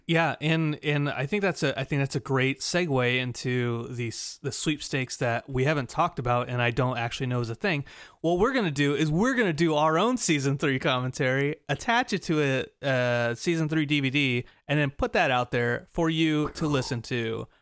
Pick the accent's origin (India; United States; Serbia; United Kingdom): United States; Glendale, California; a suburb of Los uh, Glendale.